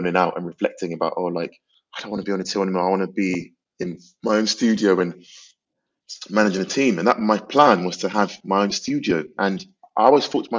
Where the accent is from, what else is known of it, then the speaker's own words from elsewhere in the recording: London, United Kingdom; I grew up in North London, in Islington.